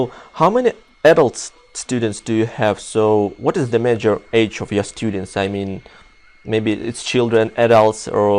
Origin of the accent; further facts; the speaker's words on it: Russia; English is a second language; It's pretty interesting for us, for Russian people, you know.